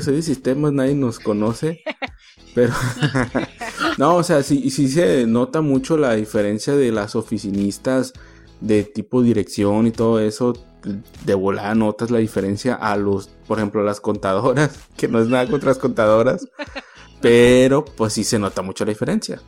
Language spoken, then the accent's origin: Spanish; Mazatlán, Sinaloa, Mexico; moved away; also born or lived in Ensenada / Tijuana; yo soy de Mazatlán